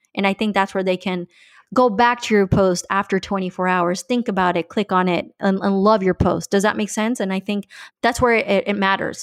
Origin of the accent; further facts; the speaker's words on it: Colombia; now in Miami, United States; I'm originally from Columbia, so I'm bilingual.